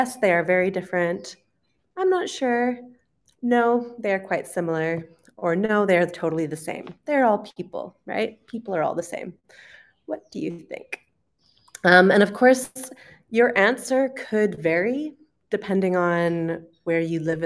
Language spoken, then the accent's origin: English; Canada; accent: Canadian; moved away as an adult; also born or lived in United Kingdom; I'm originally from Canada, so today we will be listening to a Canadian accent.